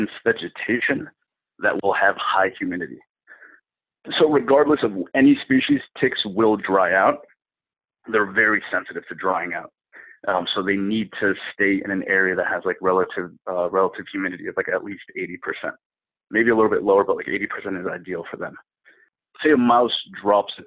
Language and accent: English; New England, United States; I'm from New England, so we get a lot of snow